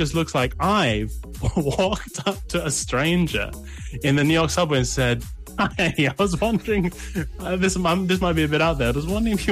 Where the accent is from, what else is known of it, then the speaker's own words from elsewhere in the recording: London, United Kingdom; speaking as Londoner